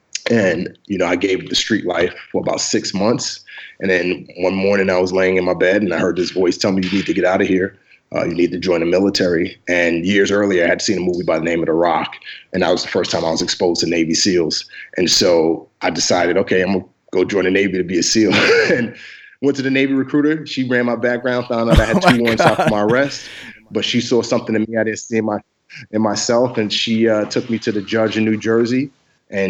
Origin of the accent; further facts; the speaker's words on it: Nigeria; also born or lived in Lomé, Togo; Yeah, so I was born in Western Africa, in Lomé, Togo. I'm actually Nigerian, though. I was just born in Togo because that's where father wanted me to be born